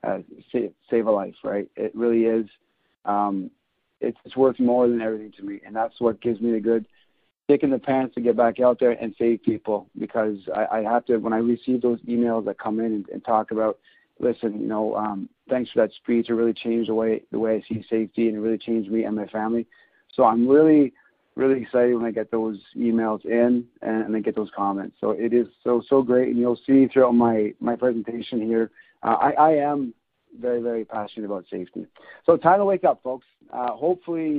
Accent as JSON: {"language": "English", "area": "near Montreal", "region": "Quebec", "country": "Canada", "tie": "born or raised there", "said": "I'm born and raised in Canada. Close to the Montreal"}